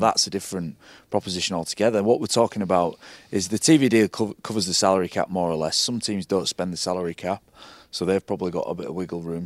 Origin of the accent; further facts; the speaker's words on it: Hull, Yorkshire and the Humber, United Kingdom; I'm from Hull.